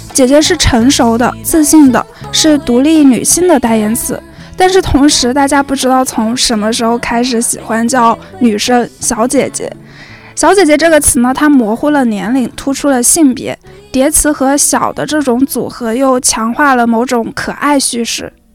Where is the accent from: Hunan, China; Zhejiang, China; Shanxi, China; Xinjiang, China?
Hunan, China; 我老家是湖南的，我是独生子女